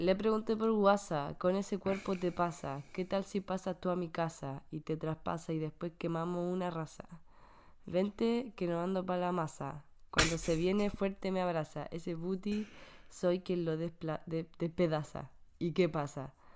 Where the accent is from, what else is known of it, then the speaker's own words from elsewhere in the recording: Santiago, Santiago Metropolitan Region, Chile; now in Canada; en Santiago se nota. Yo me acuerdo cuando era pequeña y llovía en el invierno, llovía harto.